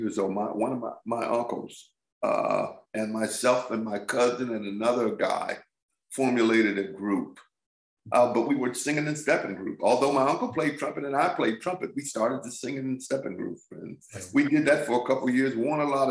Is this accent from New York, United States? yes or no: no; Grand Rapids, Michigan, United States; I was born and raised in Grand Rapids, Michigan